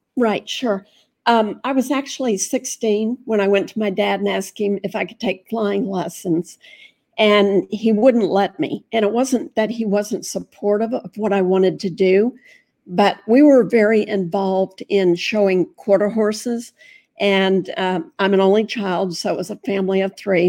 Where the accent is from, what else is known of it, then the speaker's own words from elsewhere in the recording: Fort Myers, Florida, United States; I was raised in Fort Myers